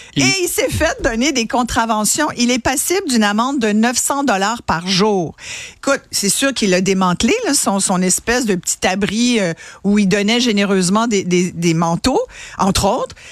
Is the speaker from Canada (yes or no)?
yes; Quebec, Canada; chez nous au Québec